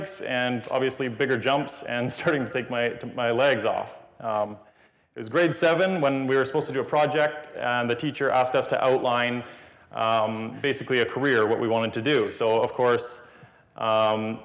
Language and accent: English; Kelowna, British Columbia, Canada; I was born in Kelowna, BC on June 17th, 1987.